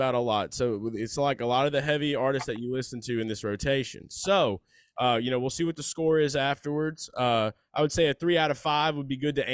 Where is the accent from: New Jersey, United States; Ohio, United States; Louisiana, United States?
Louisiana, United States; New Orleans; I'm from the New Orleans area.